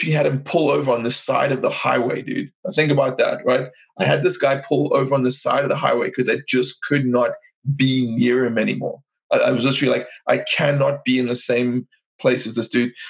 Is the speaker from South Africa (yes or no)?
yes; South Africa; I'm from South Africa